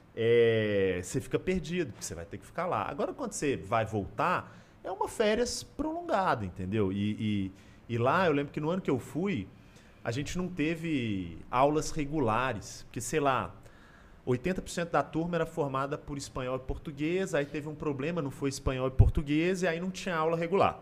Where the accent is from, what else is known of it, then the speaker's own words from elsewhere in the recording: Belo Horizonte, Minas Gerais, Brazil; moved away as an adult; now in São Paulo, Brazil; Eu sou daqui de BH